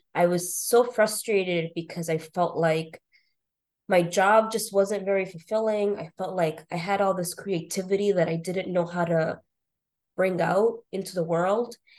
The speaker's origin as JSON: {"language": "English", "area": "North Shore, Boston area", "region": "Massachusetts", "country": "United States", "tie": "born or raised there", "said": "I grew up in the North Shore, Boston area went to school here, high school."}